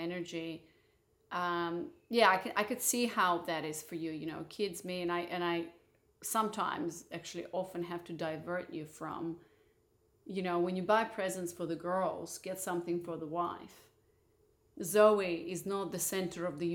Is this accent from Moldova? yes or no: yes; Moldova; moved away; also born or lived in Barcelona; I was born in Moldova